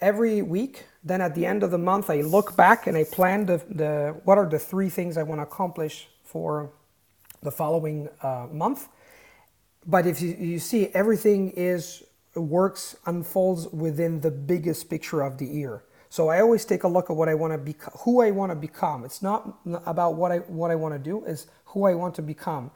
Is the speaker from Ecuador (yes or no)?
no; Italy; English is a second language; I was born in Italy, my tribe is Italian.